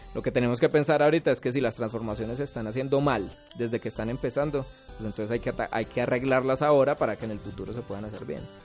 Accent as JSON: {"language": "Spanish", "town": "Pereira", "region": "Risaralda", "country": "Colombia", "said": "Yo soy de Cuba"}